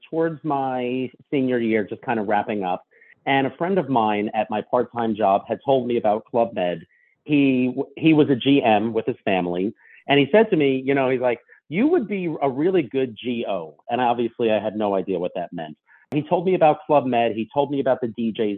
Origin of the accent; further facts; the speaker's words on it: Long Island, New York, United States; I'm from Long Island, grew up that way